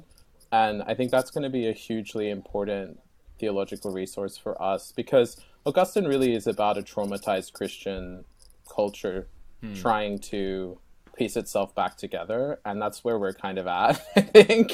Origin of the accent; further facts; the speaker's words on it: Australia; moved away; also born or lived in New Zealand / Oxford; I'm Australian